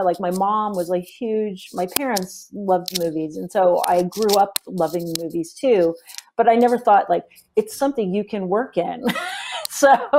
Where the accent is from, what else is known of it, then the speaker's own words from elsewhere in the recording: Tucson, Arizona, United States; I grew up in Tucson, Arizona, and I ended up going to college there through the University of Arizona.